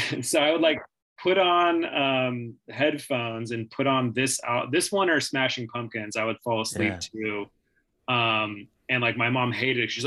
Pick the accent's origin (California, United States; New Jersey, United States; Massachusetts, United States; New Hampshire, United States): California, United States; San Diego; I'm like from San Diego, big beach culture